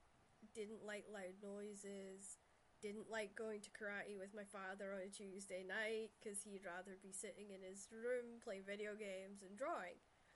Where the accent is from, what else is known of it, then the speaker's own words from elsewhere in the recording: Shetland, Scotland, United Kingdom; growing up in Shetland, the family dynamics was most of the parents of my mother and father's generation, they had 13, 11, those were normal numbers of families.